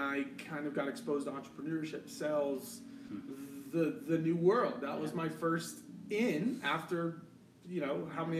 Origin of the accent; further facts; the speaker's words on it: Colorado, United States; Born and raised in Colorado.